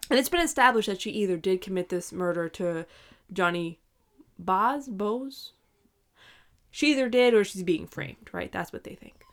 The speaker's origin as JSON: {"language": "English", "region": "New York", "country": "United States", "moved": "as an adult", "said": "we are both from New York"}